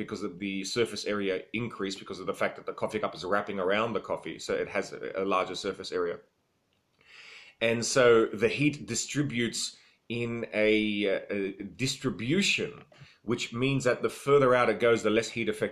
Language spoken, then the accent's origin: English; Australia; I am Australian.